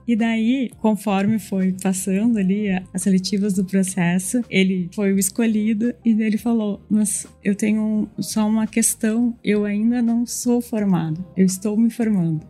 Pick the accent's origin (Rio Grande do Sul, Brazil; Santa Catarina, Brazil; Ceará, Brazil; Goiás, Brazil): Rio Grande do Sul, Brazil; accent: Rio Grande do Sul (gaúcho); nosso sotaque entrega muito, né? Não tem como a gente não dizer que é do Rio Grande do Sul.